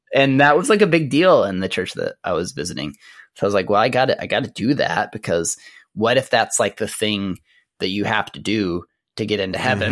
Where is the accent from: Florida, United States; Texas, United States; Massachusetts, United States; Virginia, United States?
Texas, United States; Amarillo; I grew up in Amarillo, Texas, which is in the Texas Panhandle